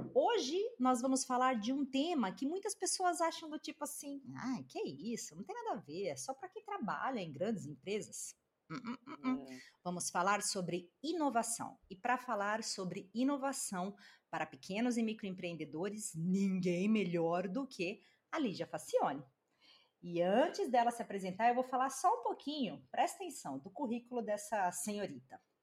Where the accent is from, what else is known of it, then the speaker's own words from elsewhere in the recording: Brazil; moved away; nós que somos brasileiros, né, e que moramos no exterior